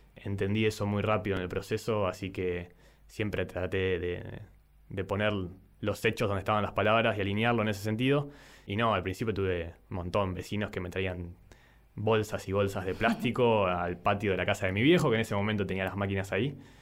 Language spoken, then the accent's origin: Spanish; San Nicolás de los Arroyos, Buenos Aires Province, Argentina; tengo 30 años, soy de San Nicolás